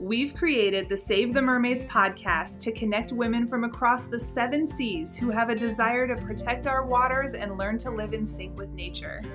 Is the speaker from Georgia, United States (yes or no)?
no; Colorado, United States; growing up in Colorado, we had so many fires just all the time